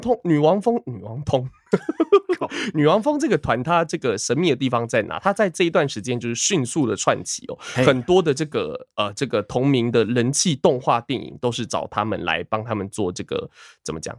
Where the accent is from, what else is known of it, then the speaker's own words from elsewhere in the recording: Taiwan; 身为一个台湾人